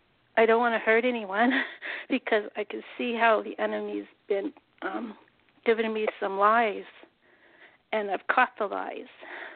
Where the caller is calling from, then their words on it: San Jose, California, United States; San Jose, California.